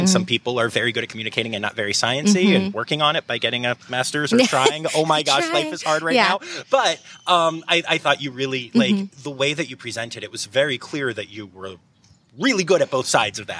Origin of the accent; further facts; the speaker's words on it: Pennsylvania, United States; I am from Pennsylvania